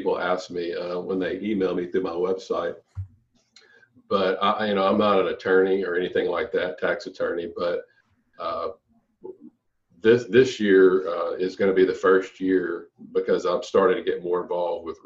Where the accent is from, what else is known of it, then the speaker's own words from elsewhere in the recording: Louisiana, United States; I'm from Louisiana